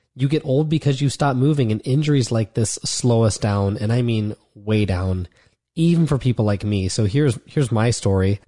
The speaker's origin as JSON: {"language": "English", "region": "Ohio", "country": "United States", "also_born_or_lived": "Florida", "moved": "as an adult", "said": "I'd been in Florida for the past four years, even though I'm from Ohio"}